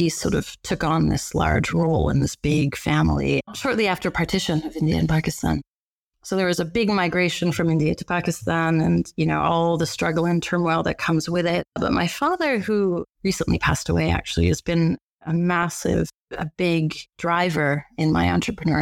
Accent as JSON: {"language": "English", "country": "Canada", "tie": "born or raised there", "said": "I was born in Canada"}